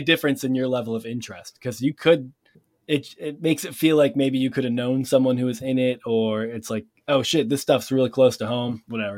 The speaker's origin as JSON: {"language": "English", "region": "Massachusetts", "country": "United States", "said": "I'm from Massachusetts"}